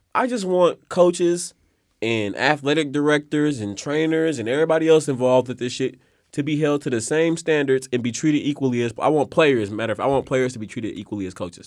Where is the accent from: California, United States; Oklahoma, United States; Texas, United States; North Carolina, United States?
California, United States; Oakland; I'm really from here